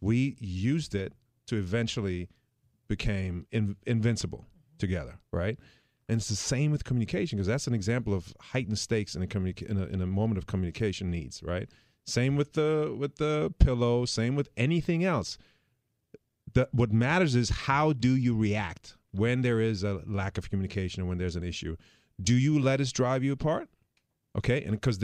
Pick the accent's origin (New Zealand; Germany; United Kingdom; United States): Germany; moved away; I'm from Germany